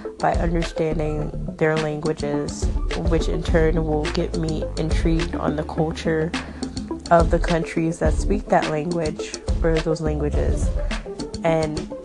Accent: United States; I'm American

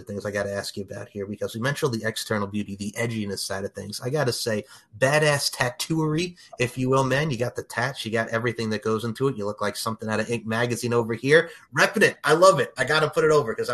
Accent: Long Island, New York, United States; I grew up on Long Island

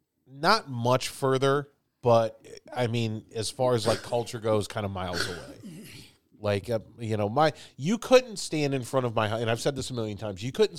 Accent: Stone Park, Illinois, United States; moved away; when I say I grew up in Chicago, it's only partially true. I grew up 25 blocks away from Chicago.

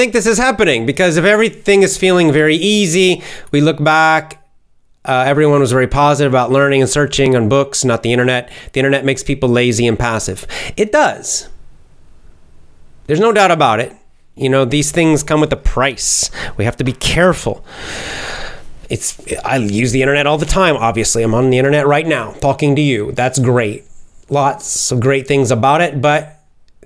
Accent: United States; being an American

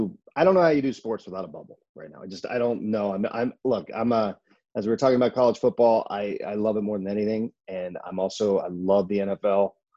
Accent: Northeastern Ohio, United States; now in Los Angeles, United States; I grew up in Ohio, so I became an Indians fan outside of Cleveland.

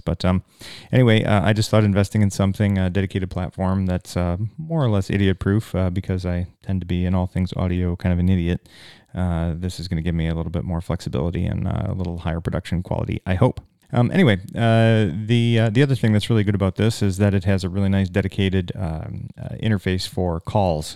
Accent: United States; I'm an American at this Canadian hospital

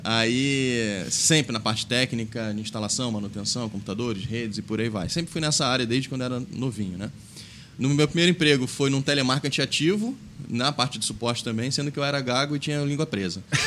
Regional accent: Rio de Janeiro, Brazil; moved away as an adult; now in Blumenau, Brazil; sou carioca

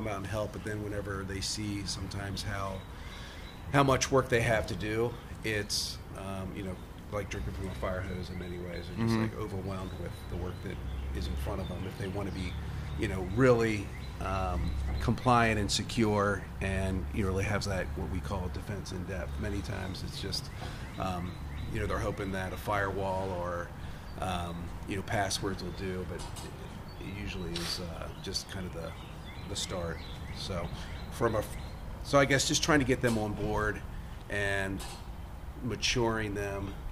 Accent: Lancaster, Pennsylvania, United States; also born or lived in Arlington, Virginia; I'm originally from Lancaster

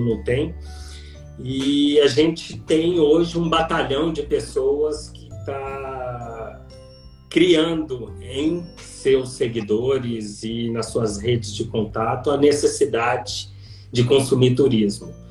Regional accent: Minas Gerais, Brazil; now in Campinas, Brazil; eu sou mineiro, é, com toda a sistematicidade e pragmatismo do mineiro, mas com uma alma baiana

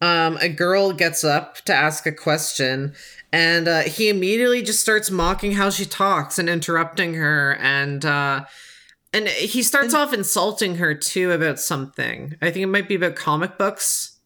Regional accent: Canada; which I found very offensive, you know, just like to my identity as a Canadian.

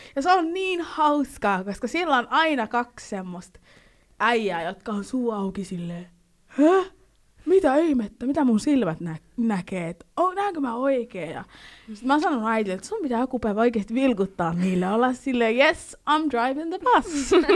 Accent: Finland; mä oon niinku suomalainen, tai sille, että mä oon syntynyt Suomessa

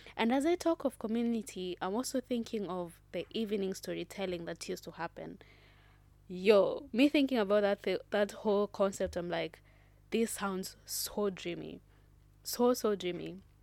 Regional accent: Kenya; I am proudly Kenyan

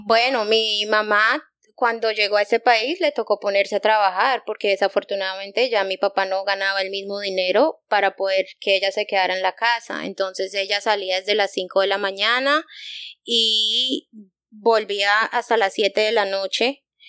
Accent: United States; also born or lived in Bogotá, Colombia; fui criada en Estados Unidos, no me creo americana

